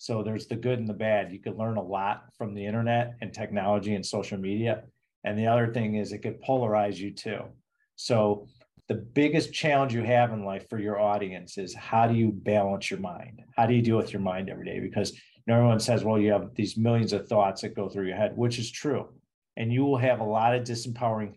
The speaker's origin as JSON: {"language": "English", "town": "Chicago", "region": "Illinois", "country": "United States", "tie": "born or raised there", "accent": "Chicago", "moved": "yes", "said": "Being from Chicago, even though I don't live there anymore, is my hometown."}